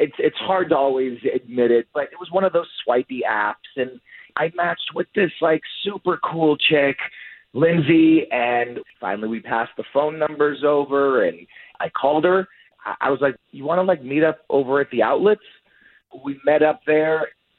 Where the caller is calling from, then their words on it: Casselberry, Florida, United States; I'm calling from Castleberry.